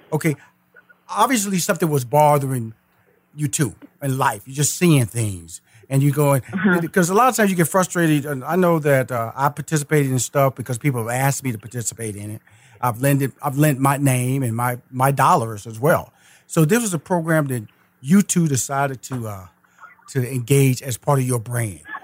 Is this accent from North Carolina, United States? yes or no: no; Houston, Texas, United States; I'm, am a Texas boy. I'm from Houston, Texas